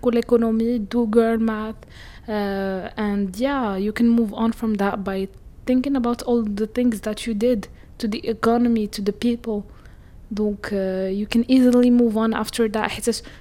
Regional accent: Morocco

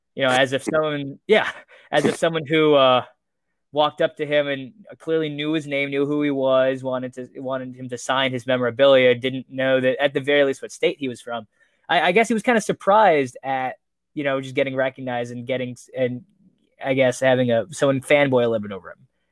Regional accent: Las Vegas, Nevada, United States; my hometown, Las Vegas

